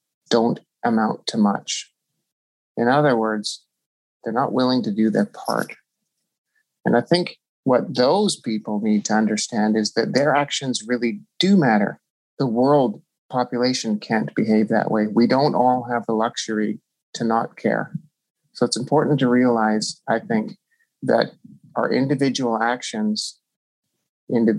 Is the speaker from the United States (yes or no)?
no; Canada; I'm Canadian